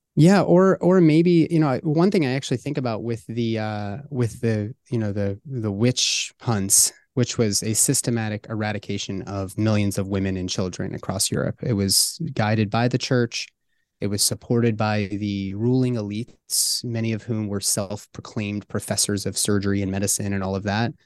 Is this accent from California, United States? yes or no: no; Pittsburgh, Pennsylvania, United States; my hometown of Pittsburgh